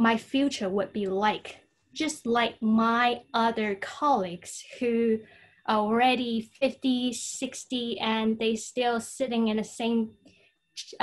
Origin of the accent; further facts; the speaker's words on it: Guangzhou, Guangdong, China; first language Cantonese; English is a second language; from Guangzhou, China. Guangzhou is a southern city in China